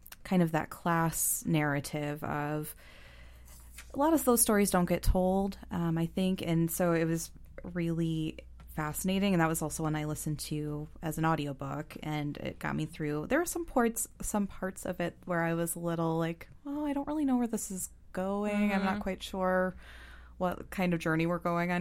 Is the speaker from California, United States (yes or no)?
no; Ohio, United States; we're from Ohio